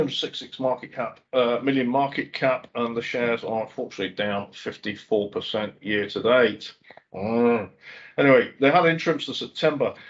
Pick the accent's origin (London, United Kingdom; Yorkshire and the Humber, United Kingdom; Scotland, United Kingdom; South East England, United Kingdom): Scotland, United Kingdom; schooling just south of Glasgow; moved away; also born or lived in England (born); I was brought up in Scotland